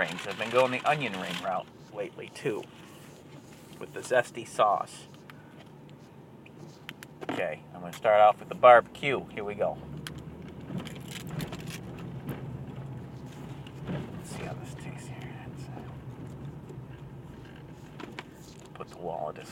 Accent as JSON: {"language": "English", "region": "Michigan", "country": "United States", "tie": "born or raised there", "said": "This is my home state of Michigan"}